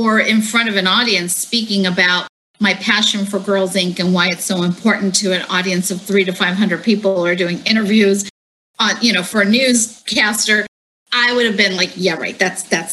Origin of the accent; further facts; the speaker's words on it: Santa Ana, California, United States; I was born here in Orange County, specifically in Santa Ana